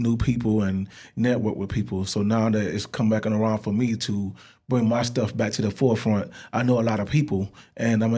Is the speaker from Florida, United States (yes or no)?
yes; Florida, United States; I grew up in Florida